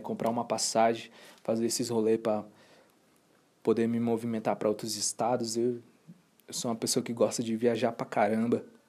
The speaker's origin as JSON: {"language": "Portuguese", "town": "Boa Vista", "region": "Roraima", "country": "Brazil", "tie": "born or raised there", "moved": "yes", "lives_now": "Brasília, Brazil", "said": "nasci em Roraima, em Boa Vista, Roraima. Em 2007, eu vim para Brasília."}